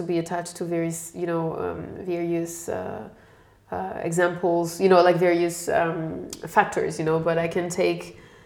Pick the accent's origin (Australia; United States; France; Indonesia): France; born or raised there; moved away as an adult; also born or lived in London, United Kingdom; now in Germany